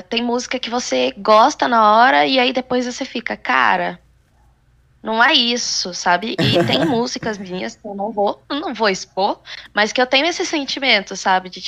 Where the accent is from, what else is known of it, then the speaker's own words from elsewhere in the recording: Goiás, Brazil; also born or lived in Espírito Santo; Eu fui criada em Goiás. Eu fui criada no interior de Goiás. É, tenho ali a pegadinha do sertanejo, que eu guardo pra mim.